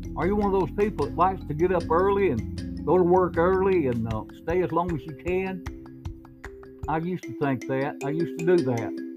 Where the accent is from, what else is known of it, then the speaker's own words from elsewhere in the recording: United States; I'm an American.